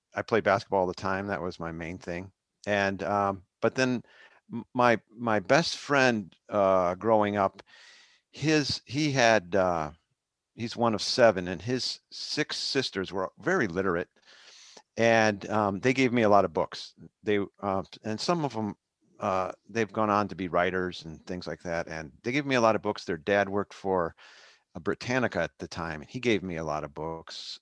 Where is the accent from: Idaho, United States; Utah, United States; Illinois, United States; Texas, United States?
Illinois, United States; Arlington Heights; I grew up in Arlington Heights